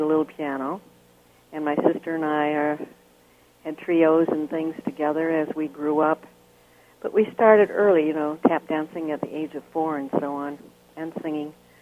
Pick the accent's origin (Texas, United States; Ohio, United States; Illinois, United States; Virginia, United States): Illinois, United States; Chicago; I grew up in Chicago, Illinois.